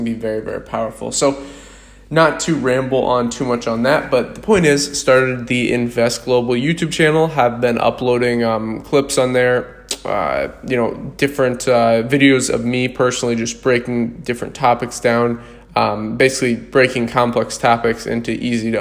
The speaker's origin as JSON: {"language": "English", "region": "Iowa", "country": "United States", "tie": "born or raised there", "moved": "as an adult", "lives_now": "Tivat, Montenegro", "said": "I was born in Iowa"}